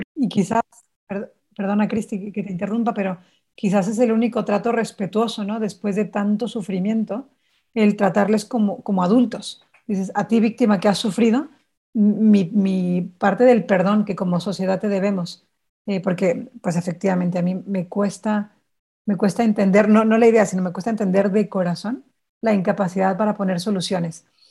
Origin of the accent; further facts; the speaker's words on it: Sonora, Mexico; yo soy de Sonora